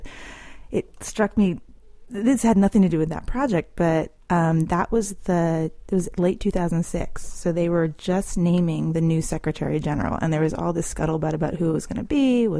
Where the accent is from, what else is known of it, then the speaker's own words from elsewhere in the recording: Lexington, Massachusetts, United States; moved away as an adult; also born or lived in Chicago / Moscow; now in Washington, D.C., United States; I'm from Lexington, Massachusetts